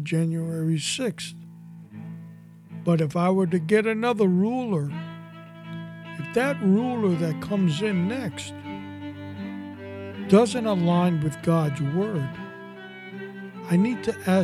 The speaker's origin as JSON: {"language": "English", "town": "New York City", "region": "New York", "country": "United States", "tie": "born or raised there", "said": "I was born and raised in New York City"}